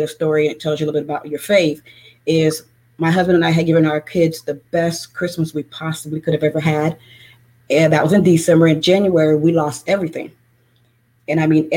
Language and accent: English; Tampa, Florida, United States; I'm from Tampa, Florida